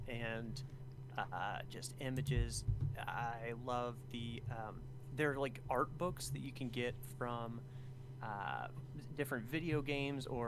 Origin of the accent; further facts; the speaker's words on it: Alaska, United States; moved away; So I grew up in Alaska